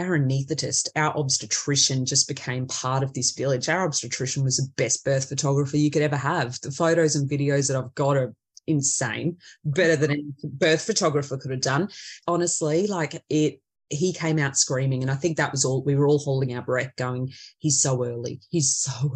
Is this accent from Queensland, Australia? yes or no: yes; central Queensland, Australia; here in central Queensland